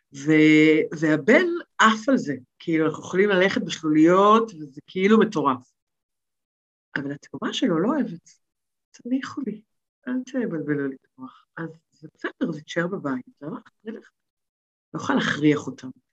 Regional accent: Tel Aviv, Tel Aviv District, Israel; moved away as an adult; נולדתי בתל אביב, כל חיי הייתי בתל אביב

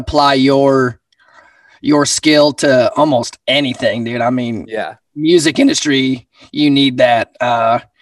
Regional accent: Sheridan, Wyoming, United States; Born and raised in Sheridan

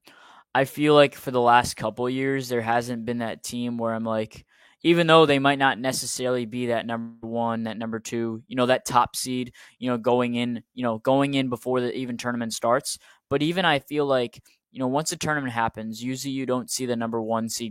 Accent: Rhode Island, United States; I'm from Rhode Island

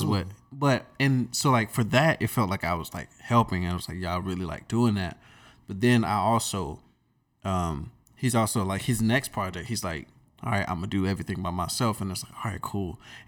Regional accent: Durham, North Carolina, United States; Because we're from the Bull City.

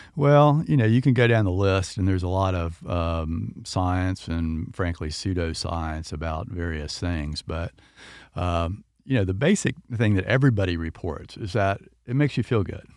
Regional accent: Winter Haven, Florida, United States; I grew up in Winter Haven

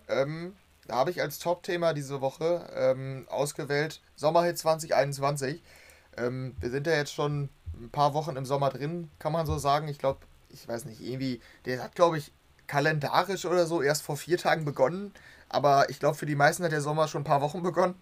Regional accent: Germany; als Deutscher

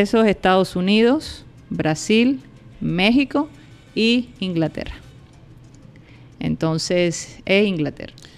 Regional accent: Colombia; yo soy colombiana

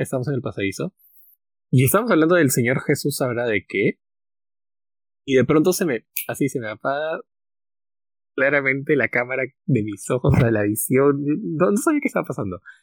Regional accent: Peru; nosotros éramos como 30 peruanos

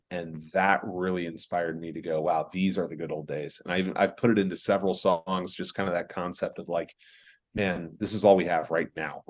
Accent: San Diego, California, United States; born there; also born or lived in Germany; I was born in Sunshine. That was San Diego.

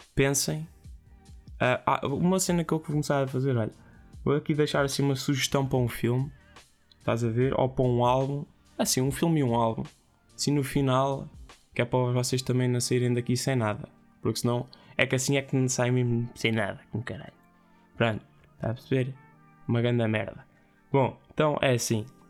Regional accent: Ourém, Santarém District, Portugal; é de Orém, é da minha terra

